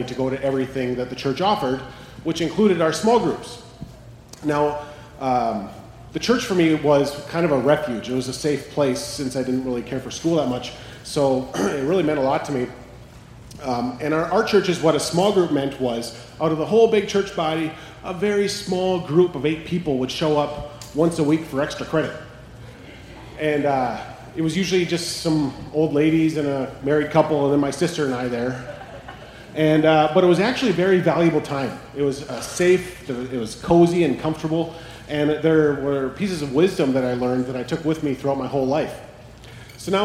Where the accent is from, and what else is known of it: Carlson, Minnesota, United States; born or raised there; also born or lived in St. Paul, Minnesota / Fort Frances, Ontario, Canada